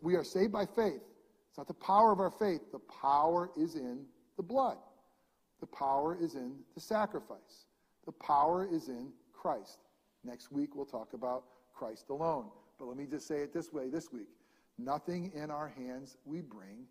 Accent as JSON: {"language": "English", "region": "upstate New York", "country": "United States", "also_born_or_lived": "New Jersey", "moved": "yes", "said": "I am from New York, but I'm a hick from New York. I'm way upstate."}